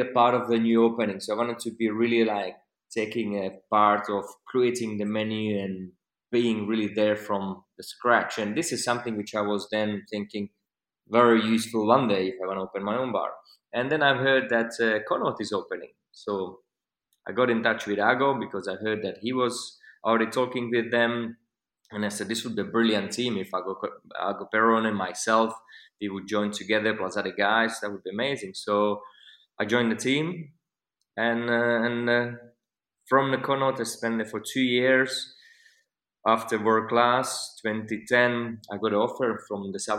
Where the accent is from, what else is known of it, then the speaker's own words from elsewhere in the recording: Slovakia; English is a second language; moved away as an adult; my bartending career started in a country where I'm from, Slovakia